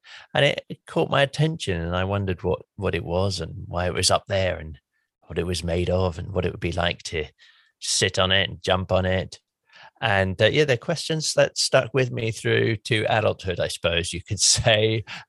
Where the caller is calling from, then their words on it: South West England, United Kingdom; Hi, Mary. I'm calling from Somerset in England.